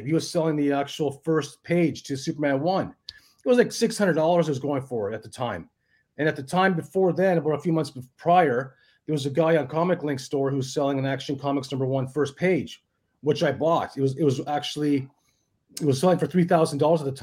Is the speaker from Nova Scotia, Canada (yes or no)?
no; Thunder Bay, Ontario, Canada; born or raised there; moved away as an adult; now in Australia